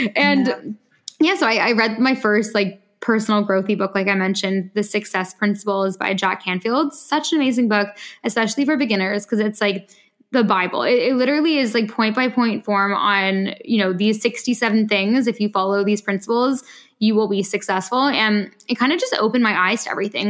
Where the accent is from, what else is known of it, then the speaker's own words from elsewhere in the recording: Canada; also born or lived in France; now in London, United Kingdom; I'm usually in London, but I am from Canada